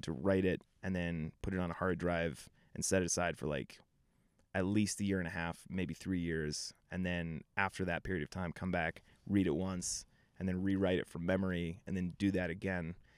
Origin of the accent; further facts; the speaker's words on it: Denver area, Colorado, United States; I grew up here. I grew up in Nevada, which is, like, twenty minutes outside the city